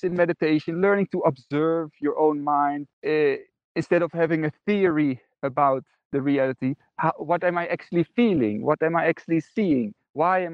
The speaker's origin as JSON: {"language": "English", "country": "Netherlands", "tie": "born or raised there", "said": "I grew up in the Netherlands, and I was raised in a Christian family"}